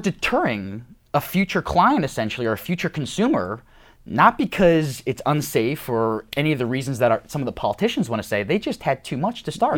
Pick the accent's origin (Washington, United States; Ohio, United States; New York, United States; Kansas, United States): New York, United States; I'm from New York